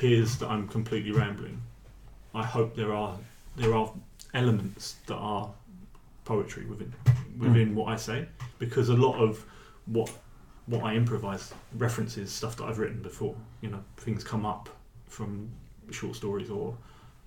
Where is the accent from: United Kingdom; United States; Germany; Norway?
United Kingdom; England; I'm English but I speak Norwegian